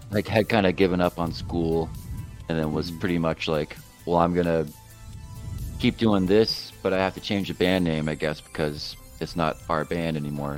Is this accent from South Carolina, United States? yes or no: yes; Florence, South Carolina, United States; the family home I grew up in in Florence, South Carolina, was foreclosed on